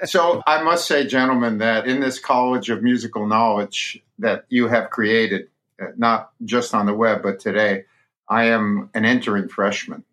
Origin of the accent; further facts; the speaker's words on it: New York City, New York, United States; now in Carmel, United States; I grew up and in Brooklyn reading Al Aronowitz in the New York Post.